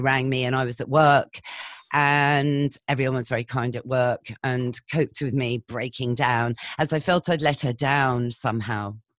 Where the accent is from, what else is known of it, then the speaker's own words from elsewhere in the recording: Shropshire, West Midlands, United Kingdom; I grew up in Shropshire